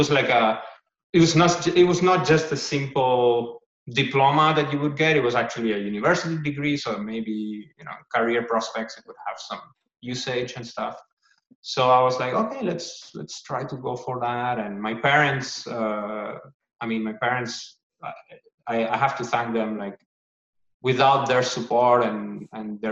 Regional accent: Gran Canaria, Canary Islands, Spain; moved away; And I'm from Spain in a place called Gran Canaria

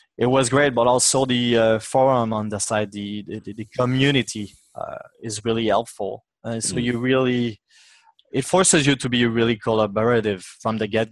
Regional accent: Mississauga, Quebec, Canada; now in Quebec City, Canada; I'm actually from Mississauga, which is pretty close

